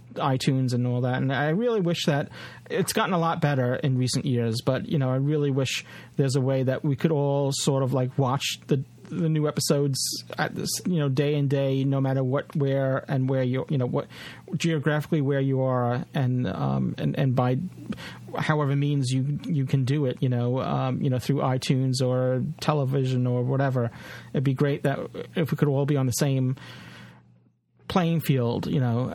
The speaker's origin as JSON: {"language": "English", "country": "United States"}